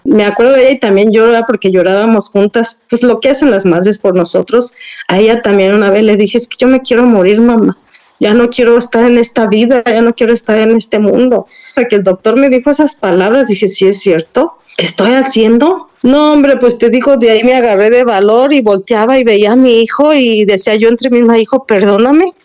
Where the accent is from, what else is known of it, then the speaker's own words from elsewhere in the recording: Mexico; como mexicanos